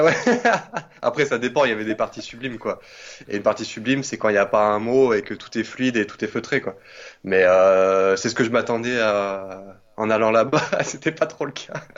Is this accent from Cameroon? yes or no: no; Nîmes, Occitania, France; moved away as an adult; also born or lived in Paris; now in Montpellier, France; à la base, donc, je suis de Nîmes, j'ai fait 20 ans à Nîmes.